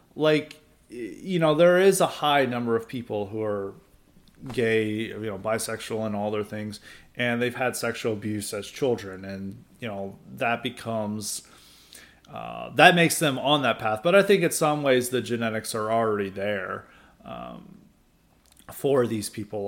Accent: the South, United States; I grew up in the South.

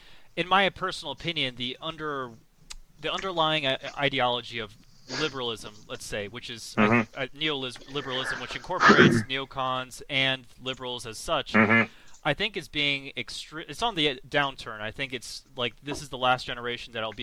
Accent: United States; I'm American

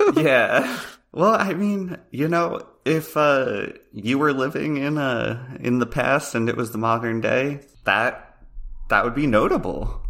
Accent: Pennsylvania, United States; I'm from Pennsylvania

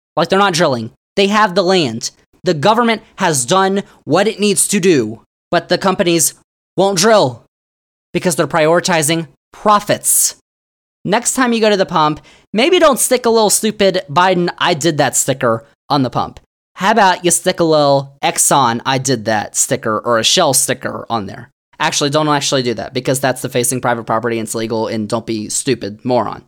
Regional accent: Virginia, United States; Virginia, my home state

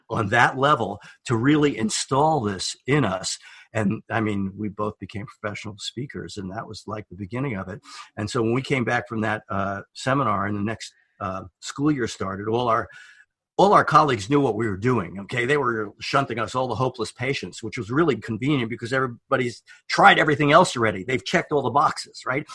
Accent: New York, United States; moved away as an adult; now in Oregon, United States; I'm from New York

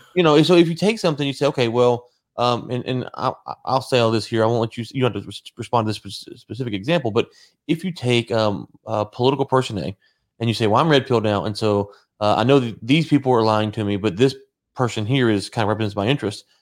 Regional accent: United States; as an American

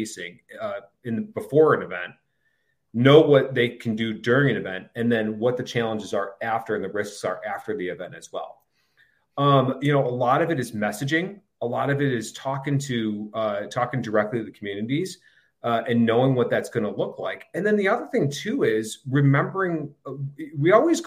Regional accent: Syracuse, New York, United States; I grew up in Syracuse, New York

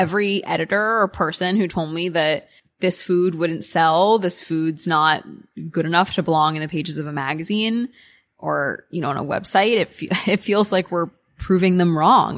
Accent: United States; being an American kid

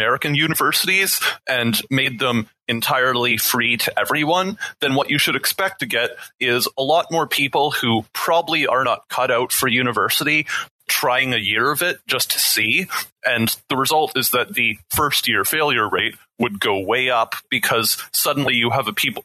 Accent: Canada; I'm Canadian

